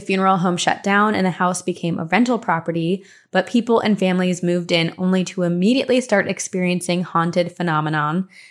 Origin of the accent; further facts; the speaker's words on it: New Jersey, United States; growing up in Jersey